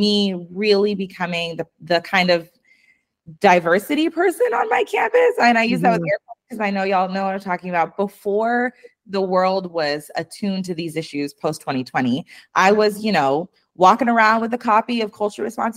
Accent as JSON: {"language": "English", "town": "Spokane", "region": "Washington", "country": "United States", "tie": "born or raised there", "said": "I grew up in Eastern Washington and Spokane."}